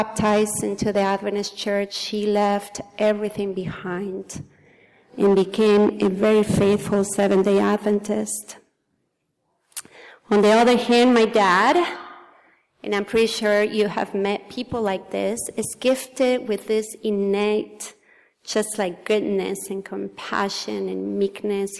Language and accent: English; Argentina; English is a second language; moved away; I was born in Argentina in a very, very small town of 120 people.